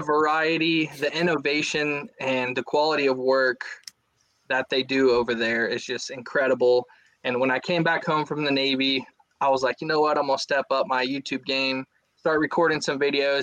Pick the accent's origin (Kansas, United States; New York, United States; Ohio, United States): Ohio, United States; Southwest; also born or lived in Japan; I grew up in Southwest Ohio, fished the, the Great Miami River and all its tributaries